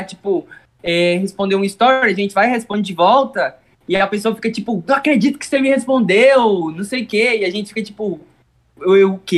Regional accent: Goiás, Brazil; É, mas a gente é de Goiás.

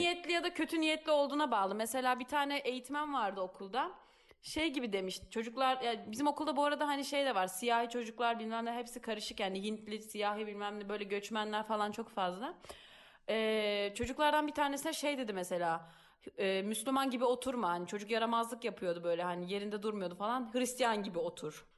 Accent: Turkey; now in Italy

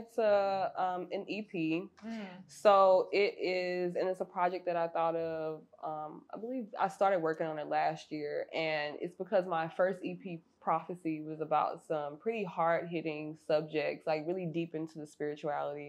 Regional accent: St. Louis, Missouri, United States; moved away as an adult; now in Los Angeles, United States; I went back to my hometown of St. Louis

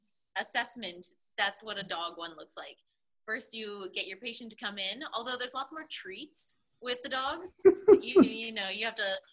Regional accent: Calgary, Alberta, Canada; I'm from Calgary

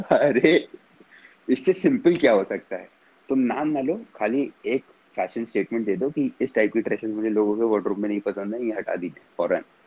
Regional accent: Tehri Garhwal, Uttarakhand, India; मैं पहाड़ी आदमी हूँ

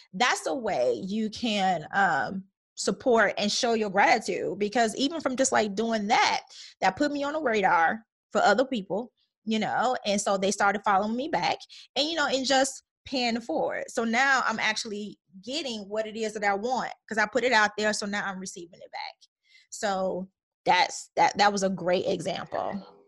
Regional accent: Chicago, Illinois, United States; moved away; also born or lived in Minnesota / Atlanta; growing up in Chicago

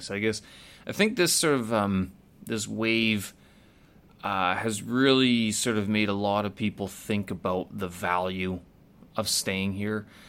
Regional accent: Winnipeg, Manitoba, Canada; moved away as an adult; when I first left Canada, when I first left Winnipeg

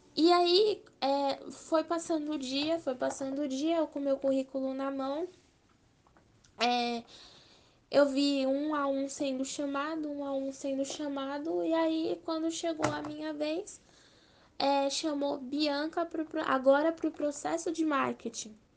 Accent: Brazil; also born or lived in São Paulo; eu sou brasileira

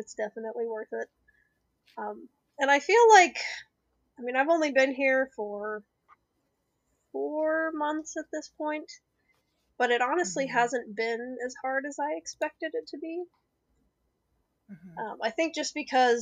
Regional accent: Albuquerque, New Mexico, United States; moved away as an adult; also born or lived in Ohio; I'm from Albuquerque, New Mexico. And we got married down there

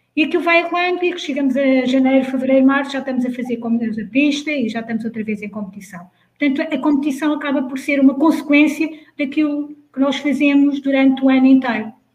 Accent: Leiria, Centro, Portugal; moved away as an adult; sou de Leiria, como, como já foi dito, sou de uma pequena aldeia lá no meio dos montes.

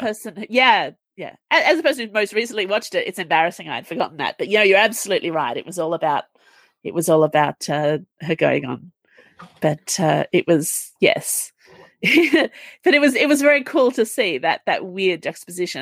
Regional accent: Australia; as an Australian

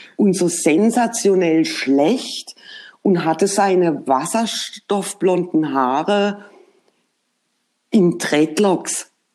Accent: Germany; uns direkt als Deutsche erkannt hat

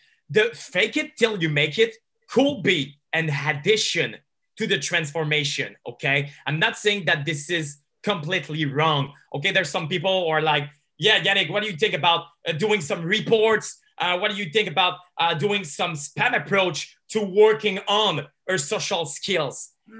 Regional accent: Montreal, Quebec, Canada; I'm from Montreal. So there's a community of pickup artists over here.

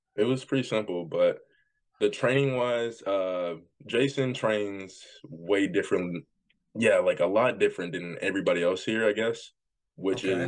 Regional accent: Jackson, Tennessee, United States; I'm from Jackson, Tennessee

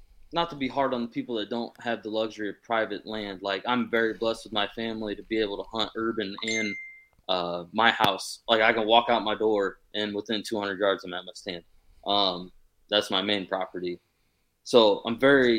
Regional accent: Fort Wayne, Indiana, United States; I'm from Fort Wayne, Indiana.

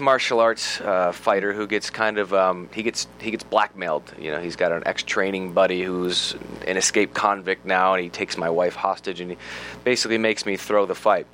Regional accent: United States; being an American actor

